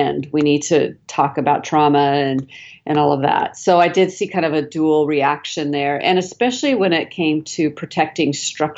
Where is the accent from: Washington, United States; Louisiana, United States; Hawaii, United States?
Washington, United States; Seattle; now in Dallas, United States; I'm actually originally from Seattle